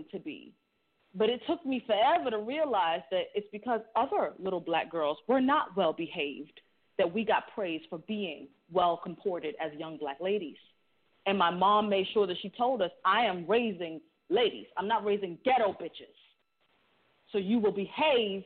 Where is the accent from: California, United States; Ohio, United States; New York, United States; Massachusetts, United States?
Massachusetts, United States; Boston; now in Barbados; I'm from Boston